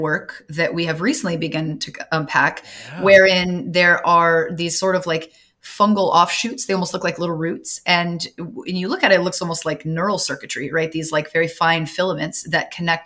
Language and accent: English; Southern California, United States; I'm from Southern California